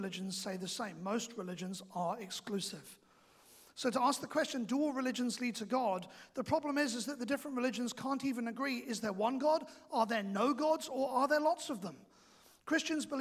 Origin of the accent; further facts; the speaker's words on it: England, United Kingdom; now in New Zealand; I am also English